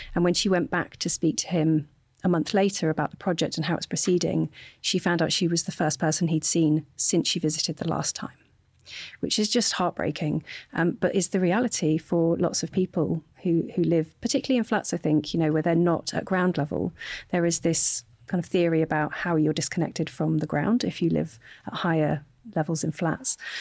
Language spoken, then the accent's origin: English; Hull, Yorkshire and the Humber, United Kingdom; also born or lived in Sheffield; my hometown of Hull